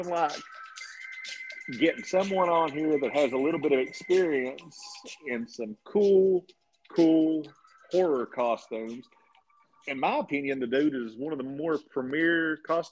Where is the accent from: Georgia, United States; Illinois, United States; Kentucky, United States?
Kentucky, United States; East; We're from East Kentucky